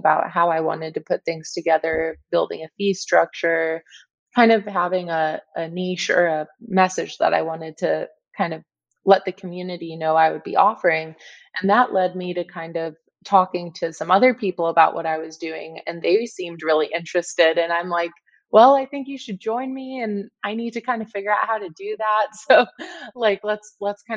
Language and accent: English; San Diego, California, United States; moved away as an adult; also born or lived in Cleveland, Ohio / Kansas City, Missouri; now in Arizona, United States; I grew up in San Diego